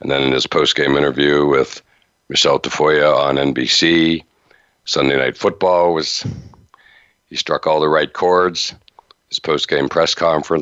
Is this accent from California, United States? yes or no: no; Western Pennsylvania, United States; growing up in Western Pennsylvania